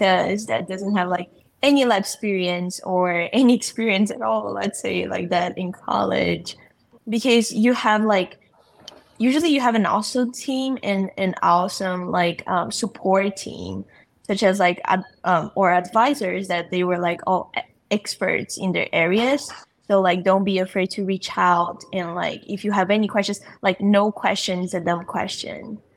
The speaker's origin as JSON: {"language": "English", "country": "Brazil", "moved": "as an adult", "said": "I'm an international student from Brazil"}